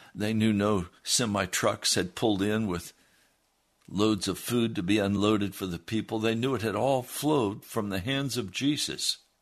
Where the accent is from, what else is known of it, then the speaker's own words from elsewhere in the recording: United States; as Americans